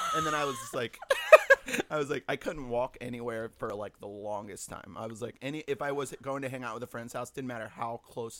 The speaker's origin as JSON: {"language": "English", "region": "Virginia", "country": "United States", "said": "Just, like, Virginia. Through that. Virginia."}